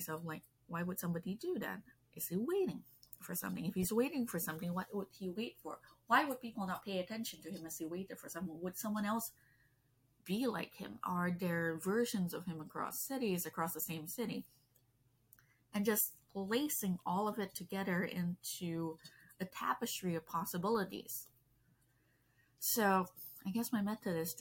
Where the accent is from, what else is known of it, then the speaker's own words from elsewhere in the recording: Malaysia; English is a second language; I grew up in Malaysia